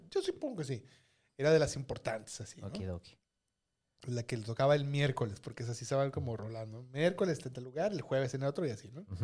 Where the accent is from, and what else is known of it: Sonora, Mexico